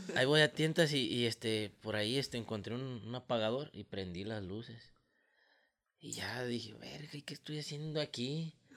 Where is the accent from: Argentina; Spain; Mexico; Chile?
Mexico; El Arenal, Jalisco; somos de aquí de Arenal